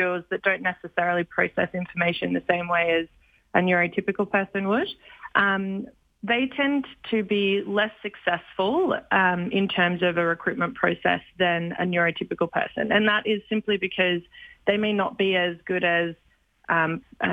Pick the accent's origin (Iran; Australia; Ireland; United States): Australia; accent: Australian; now in Canada; I am Australian